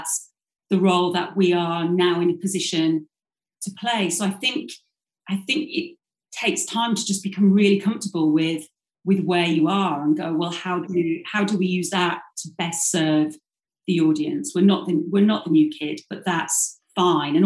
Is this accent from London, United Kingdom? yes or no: no; Yorkshire and the Humber, United Kingdom; I grew up in South Yorkshire, went to the local comprehensive